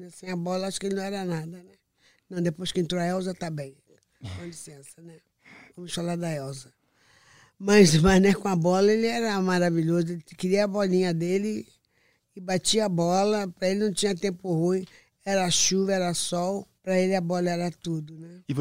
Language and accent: Portuguese; Rio de Janeiro, Brazil; de Padre Miguel, minha terra, onde eu nasci, minha cidade. Nasci em Padre Miguel.